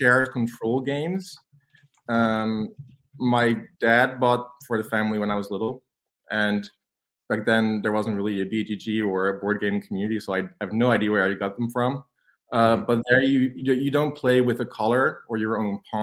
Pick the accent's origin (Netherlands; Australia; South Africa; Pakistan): Netherlands; I'm from Holland. I'm a teacher here, high school teacher